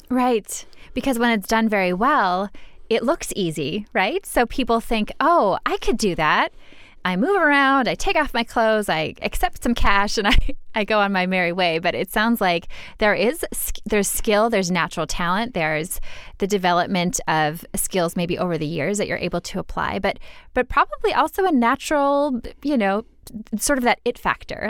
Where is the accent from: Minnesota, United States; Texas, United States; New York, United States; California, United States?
Minnesota, United States; I'm from Minnesota